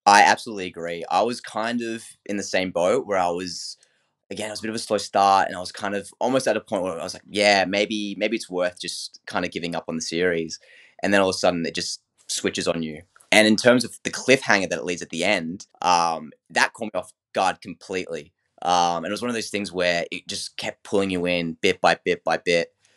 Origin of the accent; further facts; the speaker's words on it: Australia; being a fellow Aussie